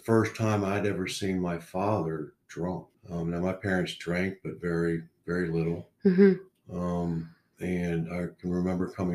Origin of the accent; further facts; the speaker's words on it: Oklahoma, United States; moved away as an adult; also born or lived in New York / North Carolina; now in Utah, United States; I grew up in Oklahoma